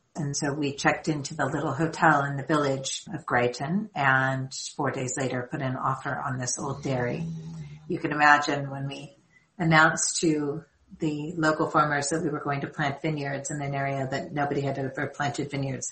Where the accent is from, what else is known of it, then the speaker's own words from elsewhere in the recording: Southern California, United States; moved away as an adult; now in South Africa; I am born and raised in Southern California and I came to South Africa 20 years ago